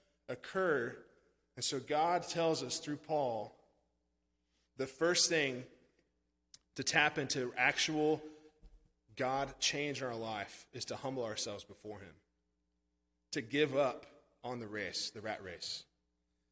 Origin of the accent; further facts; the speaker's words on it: Branson, Missouri, United States; moved away as an adult; also born or lived in St. Louis, Missouri; now in Texas, United States; I'm from Branson